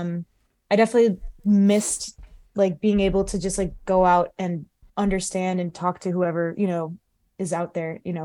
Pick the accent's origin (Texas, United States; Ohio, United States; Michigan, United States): Ohio, United States; Cleveland; also born or lived in Los Angeles / Columbus / China; I grew up in the Cleveland area